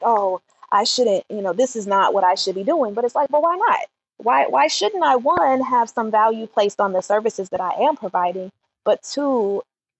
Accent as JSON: {"language": "English", "town": "Chicago", "region": "Illinois", "country": "United States", "said": "I'm from Chicago"}